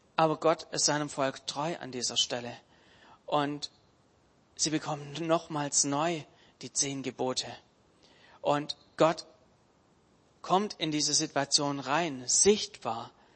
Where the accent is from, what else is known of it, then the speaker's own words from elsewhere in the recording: Germany; wir uns als Deutsche